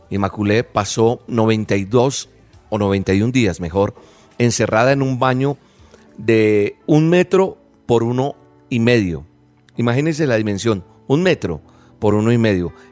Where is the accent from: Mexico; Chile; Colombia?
Colombia; Hay otra persona que es de mi país, de Colombia, de donde soy oriundo, Natalia Ponce